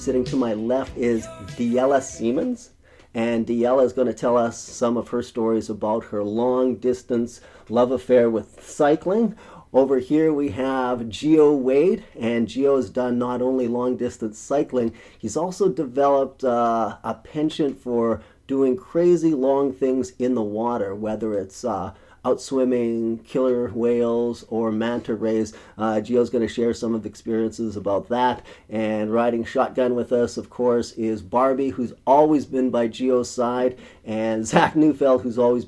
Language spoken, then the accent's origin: English; rural Saskatchewan, Canada; born or raised there; moved away